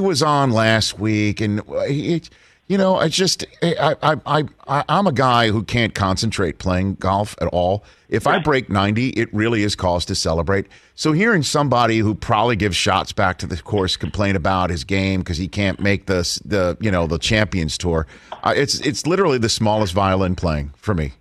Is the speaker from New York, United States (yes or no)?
yes; New York City, New York, United States; born or raised there; moved away